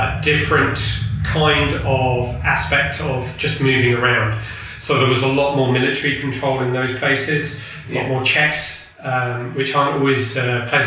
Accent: England, United Kingdom; also born or lived in Burkina Faso; as an Englishman

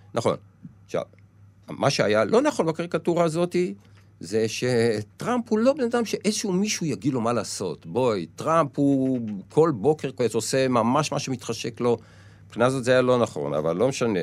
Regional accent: Israel; אני יצאתי מהקיבוץ

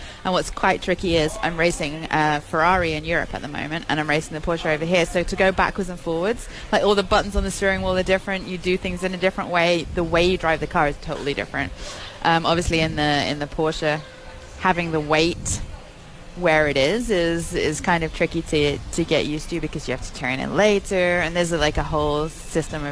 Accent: England, United Kingdom; moved away; From England

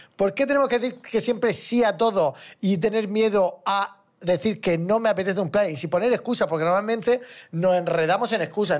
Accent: Puente Tocinos, Region of Murcia, Spain; de Puente Tocinos, región de Murcia

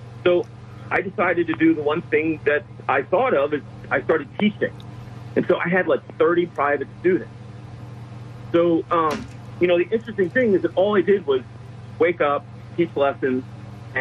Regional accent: Philadelphia, Pennsylvania, United States; I grew up in Philadelphia in a row house

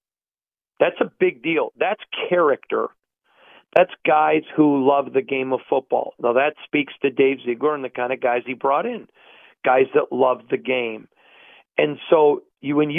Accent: Michigan, United States; moved away; I grew up in Michigan

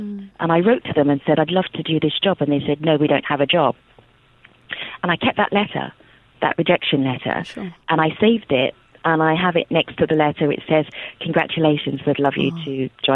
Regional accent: United Kingdom; also born or lived in Nigeria; as a British person, also Nigerian, but as a British person

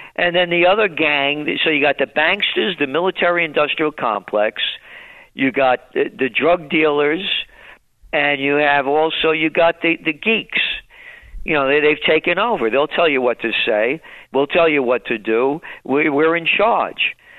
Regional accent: New York City, New York, United States; growing up in the Bronx.

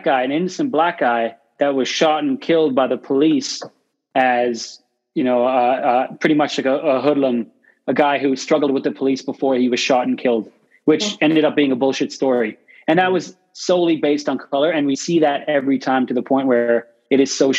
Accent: Canada; growing up in Canada

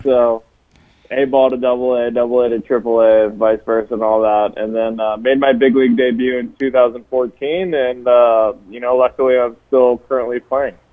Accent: Hawaii, United States; I, I grew up in Hawaii. I was born and raised in Hawaii

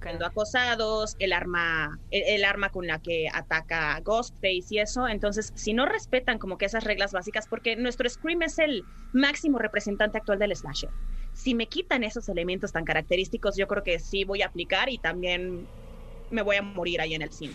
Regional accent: Puebla, Mexico; yo soy de Puebla

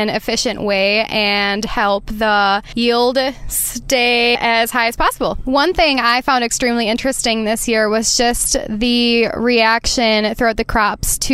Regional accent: Lake Mills, Wisconsin, United States; Lake Mills, Wisconsin, which is my hometown

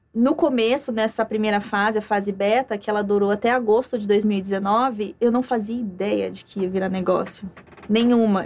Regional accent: Campo Grande, Mato Grosso do Sul, Brazil; moved away; eu venho do interior, vim de Campo Grande, Mato Grosso do Sul

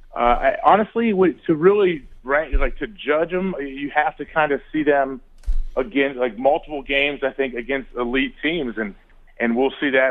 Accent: Ohio, United States; I grew up in Ohio

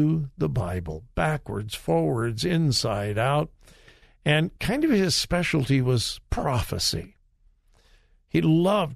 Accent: Southern California, United States; the church I grew up in Southern California

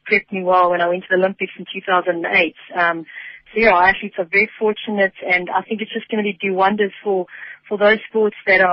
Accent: South Africa; my home country

